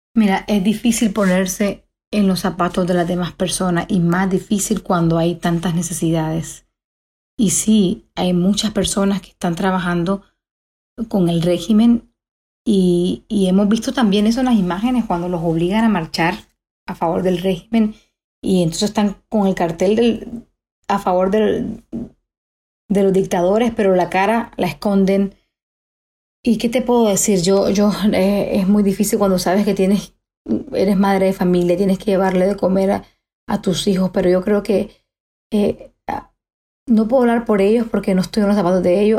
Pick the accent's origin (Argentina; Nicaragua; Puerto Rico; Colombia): Nicaragua; moved away; nosotros como nicaragüenses